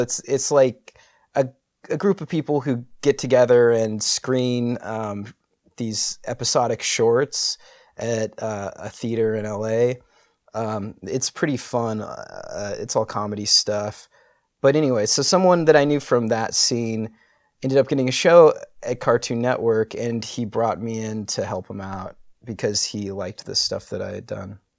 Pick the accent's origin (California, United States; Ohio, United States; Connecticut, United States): California, United States; San Diego; I was born in San Diego.